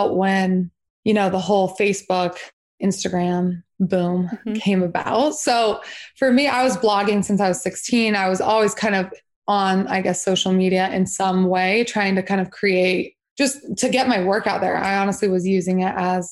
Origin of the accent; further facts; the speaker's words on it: Salt Lake City, Utah, United States; I grew up in Salt Lake City, Utah.